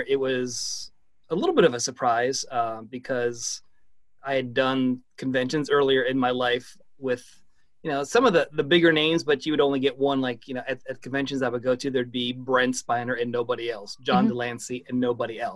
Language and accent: English; Cleveland, Ohio, United States; moved away as an adult; now in Cincinnati, United States; I'm from Cleveland